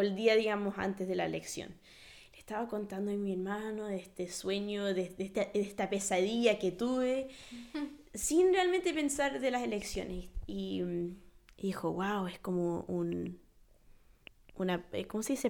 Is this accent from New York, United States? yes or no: yes; New York, United States; siendo primer generación nacida en Nueva York